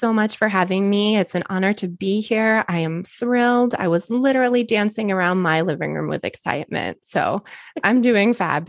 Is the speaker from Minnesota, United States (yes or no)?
yes; Minnesota, United States; Well, it's unique for a person in Minnesota to be bilingual.